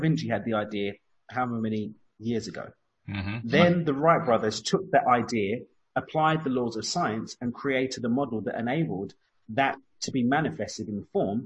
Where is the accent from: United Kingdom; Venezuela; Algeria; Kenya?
United Kingdom; London; accent: East London; moved away; my East London accent, by the way. I've got the accent